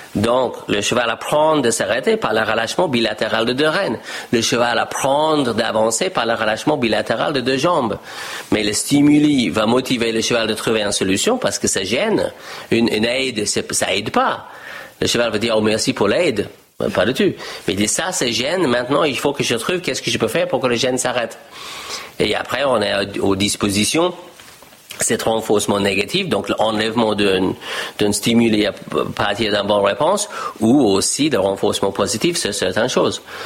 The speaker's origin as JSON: {"language": "French", "country": "Australia", "tie": "born or raised there", "also_born_or_lived": "United States", "second_language": "French", "moved": "as an adult", "lives_now": "France", "said": "je discutais avec ma famille en Australie et je dis je ne vais pas reprendre le ferme familiale"}